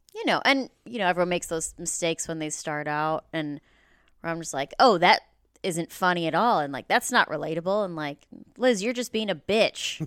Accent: Mount Prospect, Illinois, United States; moved away as an adult; now in Los Angeles, United States; I grew up in the Northwest suburbs

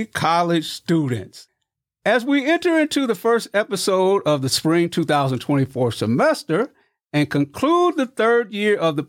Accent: Missouri, United States; moved away; That's my home state, too. Yeah, the show me state

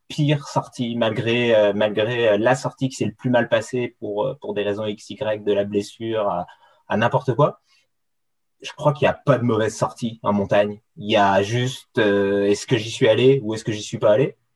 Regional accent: France; moved away as an adult; now in Quebec, Canada; je viens, viens de France. c'est là-bas que j'ai, que je suis né, que j'ai grandi, que j'ai fait mes études

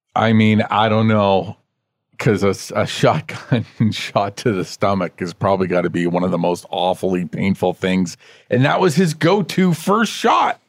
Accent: Canada

